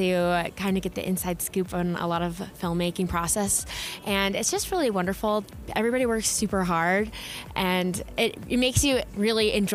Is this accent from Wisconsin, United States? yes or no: no; Los Angeles, California, United States; I'm from Los Angeles, California